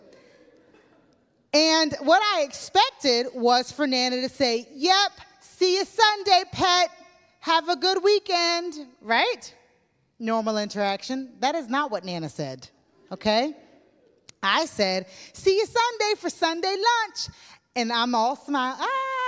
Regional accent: United States; moved away as an adult; now in Northern Ireland, United Kingdom

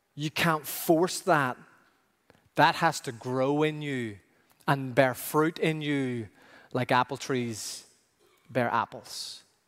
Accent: Ireland; growing up in Ireland

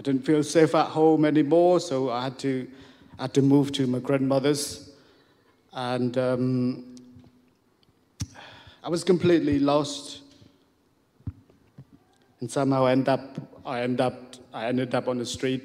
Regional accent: Siem Reap, Cambodia; English is a second language; moved away; I was born in Siem Reap, in a small village

